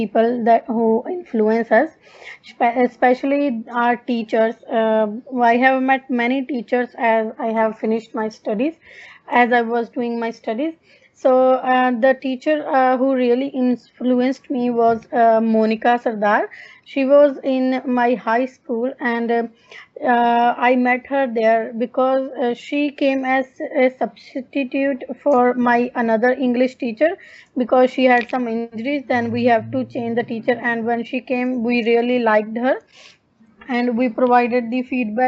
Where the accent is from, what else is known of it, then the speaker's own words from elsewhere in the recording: Punjab, India; moved away as an adult; also born or lived in Sydney, Australia; now in Darwin, Australia; I'm basically from India, Punjab, but currently I'm living in Darwin, Australia